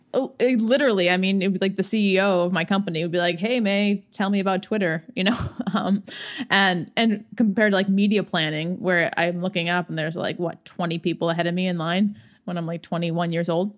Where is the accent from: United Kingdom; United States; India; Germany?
United States; Swampscott, Massachusetts; I grew up outside of Boston, uh, in Swampscott, Massachusetts.